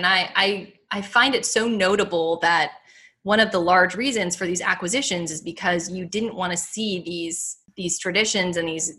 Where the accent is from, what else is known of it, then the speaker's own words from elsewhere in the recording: Pittsburgh, Pennsylvania, United States; moved away; I'm originally from Pittsburgh, Pennsylvania, where, it's a lot of like bratwurst and sauerkraut and all that.